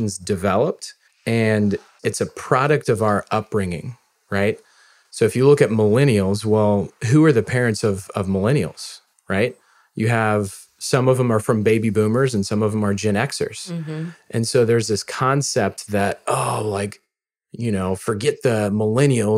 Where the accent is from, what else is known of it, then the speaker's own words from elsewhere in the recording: Missouri, United States; I'm from Missouri